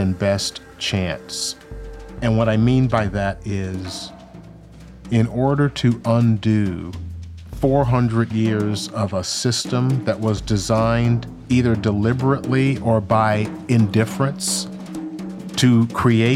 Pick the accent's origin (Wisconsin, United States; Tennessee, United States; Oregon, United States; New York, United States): Tennessee, United States; Memphis; I was born in Memphis, Tennessee in 1956. My older brother and I integrated a Catholic school in Memphis in 1963.